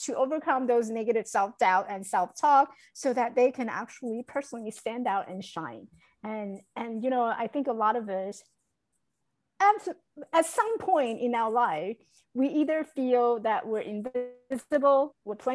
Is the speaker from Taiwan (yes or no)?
yes; Taiwan; now in United States; I was born in Taiwan. I grew up in Taiwan.